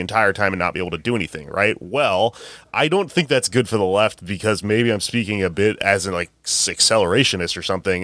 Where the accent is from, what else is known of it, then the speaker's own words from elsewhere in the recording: Texas, United States; now in New York, United States; I'm from Texas